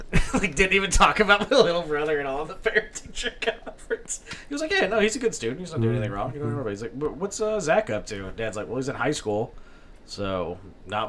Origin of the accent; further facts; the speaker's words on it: Bethalto, Illinois, United States; Bethalto, where I learned it